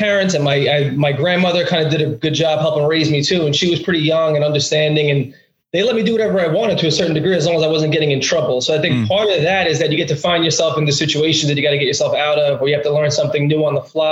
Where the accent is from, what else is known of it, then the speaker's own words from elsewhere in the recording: New York City, New York, United States; accent: Brooklyn; originally from Brooklyn